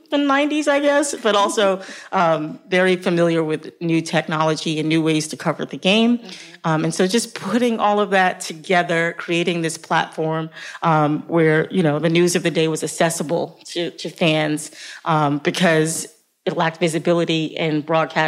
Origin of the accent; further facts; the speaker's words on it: New York City, New York, United States; I grew up in Harlem, New York